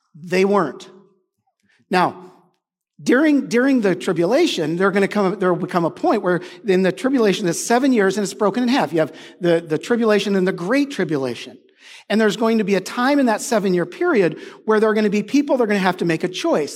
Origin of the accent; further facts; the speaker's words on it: United States; I'm an American.